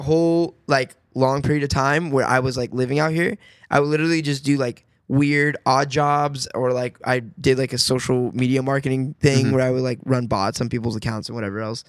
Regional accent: Las Vegas, Nevada, United States; I born and raised in Las Vegas

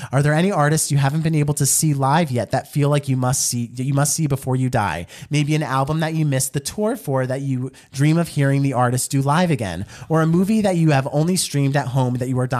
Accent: Houston, Texas, United States; I was born and raised in Houston, Texas

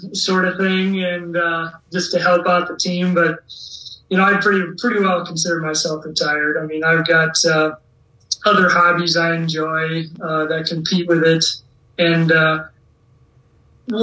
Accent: Dyersville, Iowa, United States; I had pride in wearing the Whitehawks uni because I was from Dyersville

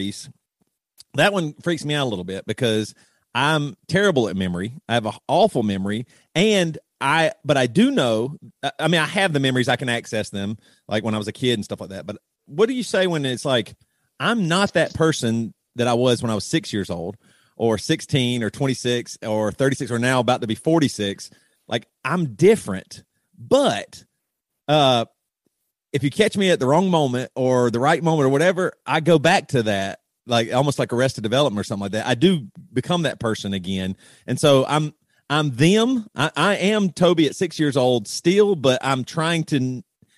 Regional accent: South Carolina, United States; we grew up very Christian in the South Carolina Bible Belt

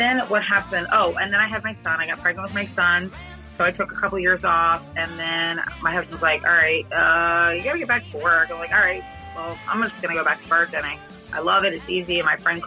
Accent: Fort Lauderdale, Florida, United States; I am from Fort Lauderdale, Florida

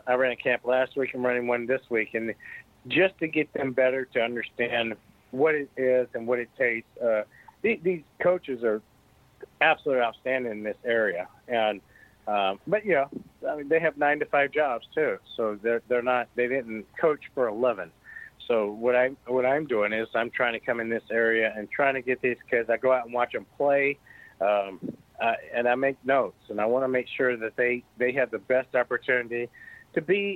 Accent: United States; I'm an American

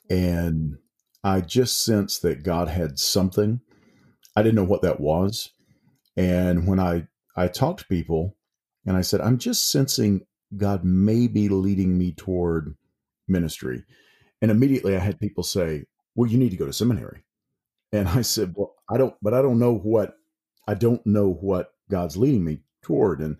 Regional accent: Mississippi, United States; now in East Tennessee, United States; I I moved to East Tennessee from South Mississippi, and began to teach up there.

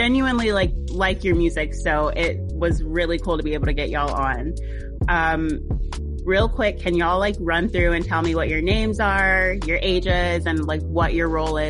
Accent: Orlando, Florida, United States; also born or lived in Jacksonville, Florida; now in Atlanta, United States; I'm originally from Jacksonville and then grew up in Orlando. So now I'm in Atlanta

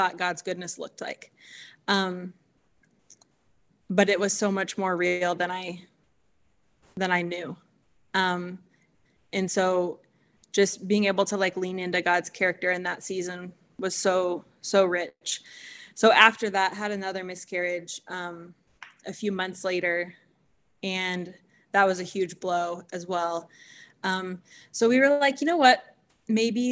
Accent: Kansas City, United States; I grew up in Kansas City

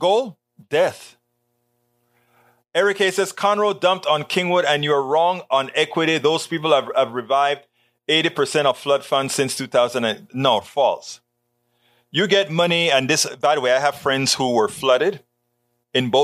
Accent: Panama; moved away; the Panama Canal, my hometown

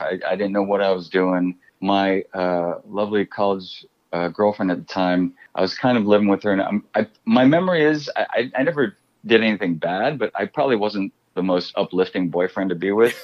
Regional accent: Chicago, Illinois, United States; I grew up in Chicago

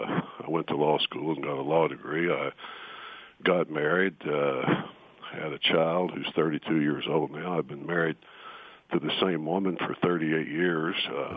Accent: Tennessee, United States; born there; the hills of East Tennessee. That's where I was born in 1948, which makes me 67 years old. And since I was born in Tennessee, that means that I am a natural-born citizen

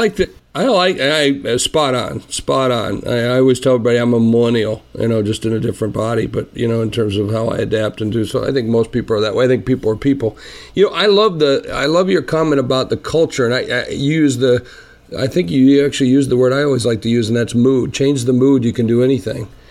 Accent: South Dakota, United States; I'm from South Dakota

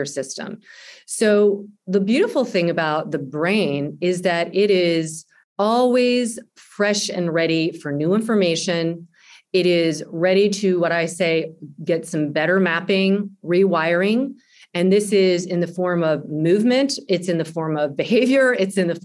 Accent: the South, United States; I grew up in the South

